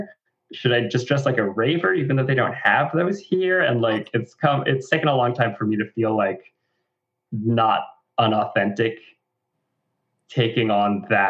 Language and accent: English; Florida, United States; And it's like the same identity and the same message translated into growing up in Florida.